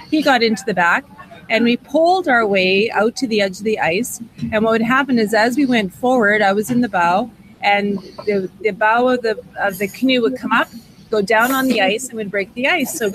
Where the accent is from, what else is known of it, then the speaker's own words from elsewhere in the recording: Saskatchewan, Canada; I'm known as … I'm from Saskatchewan.